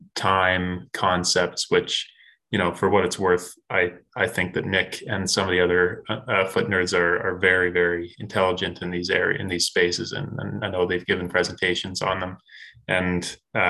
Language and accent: English; Canada; as a Canadian growing up, this was not something that was really taught in schools